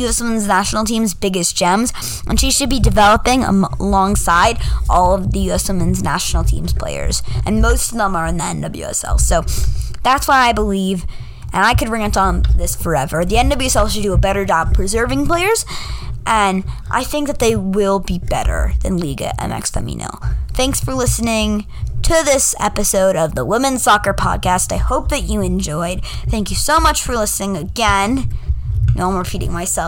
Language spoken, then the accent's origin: English; United States; I am American